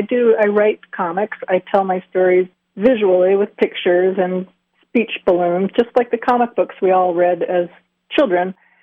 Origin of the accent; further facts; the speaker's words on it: Pennsylvania, United States; I was pretty mired in the center part of the state